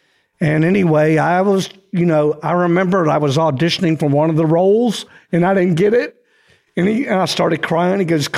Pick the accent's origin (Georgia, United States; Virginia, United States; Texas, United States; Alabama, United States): Virginia, United States; Lynchburg; I grew up in Lynchburg, Virginia. It's like a little town. It's famous for Jerry Falwell and the Moral Majority.